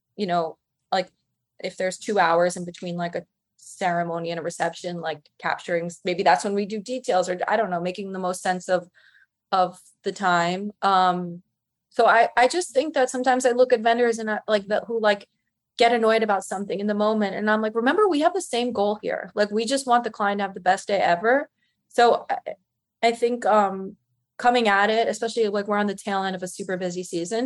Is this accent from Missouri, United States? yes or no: no; Westchester, New York, United States; I'm from the suburbs. I'm from Westchester